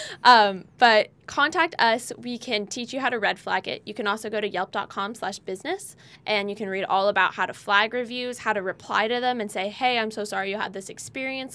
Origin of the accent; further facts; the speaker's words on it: California, United States; now in Nevada, United States; We were both born and raised in California.